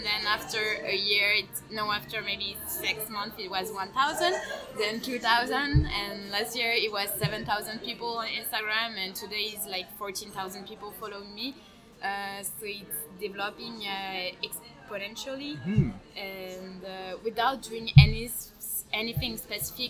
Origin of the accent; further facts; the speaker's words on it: Geneva, Switzerland; English is a second language; came back to my hometown, and I realized that I barely know Geneva